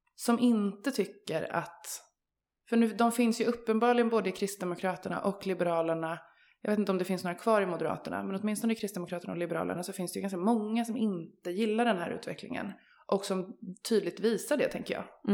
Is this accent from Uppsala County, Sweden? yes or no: no; Örebro, Örebro County, Sweden; jag är ju uppvuxen i Örebro